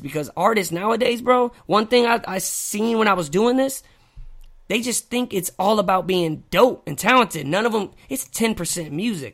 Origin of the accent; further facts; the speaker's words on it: Hazelwood, Missouri, United States; I'm from Saint Louis. I'm North County. I'm Hazelwood, not Hollywood.